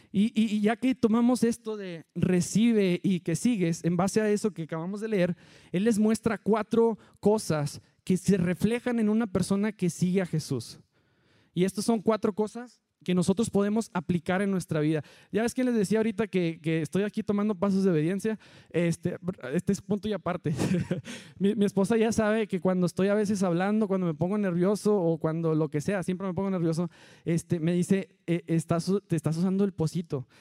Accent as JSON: {"language": "Spanish", "town": "Allende", "country": "Mexico", "moved": "yes", "said": "Todos los que somos de Allende"}